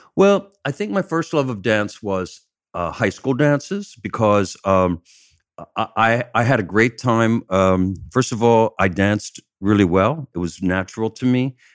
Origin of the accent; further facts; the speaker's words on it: Chester, Pennsylvania, United States; moved away; I'm from outside of Philadelphia. I'm down, down by, uh, Chester, Pennsylvania.